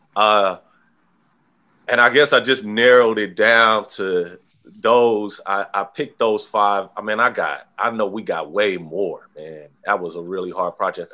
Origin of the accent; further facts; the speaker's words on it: Oakland, California, United States; growing up in Oakland